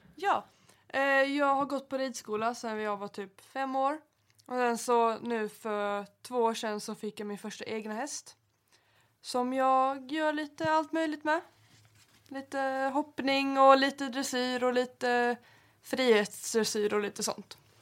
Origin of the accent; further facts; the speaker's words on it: Helsingborg, Skåne, Sweden; jag kommer från Helsingborg